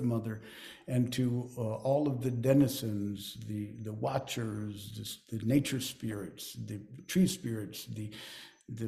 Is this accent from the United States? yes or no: no; Lima, Peru; also born or lived in Chosica; as a child growing up in Lima